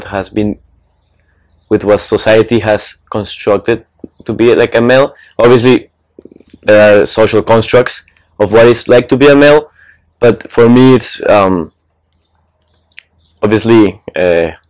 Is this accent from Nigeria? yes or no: no; Mexico; I'm from Mexico.